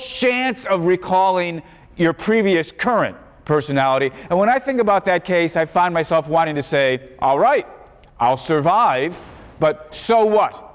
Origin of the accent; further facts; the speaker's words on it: Chicago, Illinois, United States; growing up in Chicago